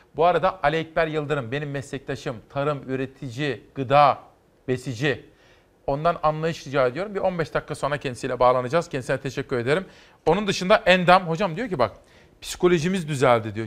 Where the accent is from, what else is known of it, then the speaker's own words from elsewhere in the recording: İzmir, Turkey; memleketimden bir manzara